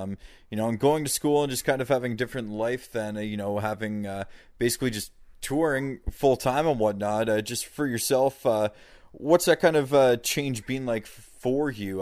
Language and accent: English; Canada; growing up, being Canadian, kind of stereotypical, but was a big hockey fan growing up.